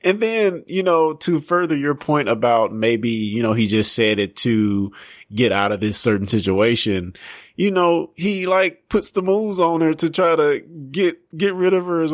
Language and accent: English; Sontag, Mississippi, United States; I might say I'm from Brookhaven, but I'm really from Suntag